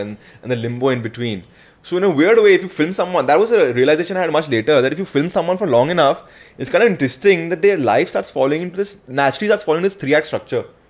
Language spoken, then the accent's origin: English; India; I'm this Indian guy who's come